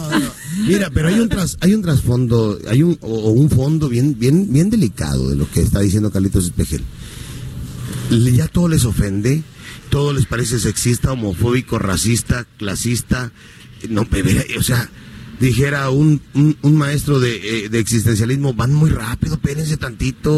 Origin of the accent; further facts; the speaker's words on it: Acapulco, Guerrero, Mexico; De aquí, de, Acapulco. Yo nací en el Seguro Social de aquí de, de Cuauhtémoc